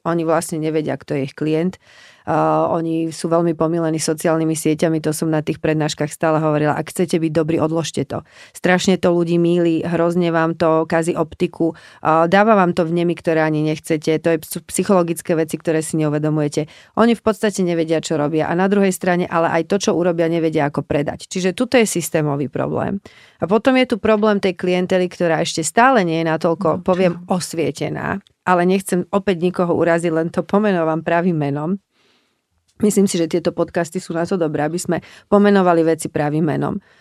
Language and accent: Slovak; Slovakia; also born or lived in Prague, Czech Republic; my sme obidvaja Slováci, ktorí do veľkej miery pôsobia v Čechách